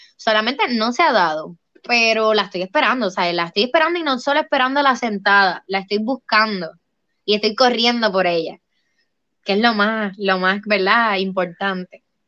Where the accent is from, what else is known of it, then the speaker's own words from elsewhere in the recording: Puerto Rico; aquí en mi pueblo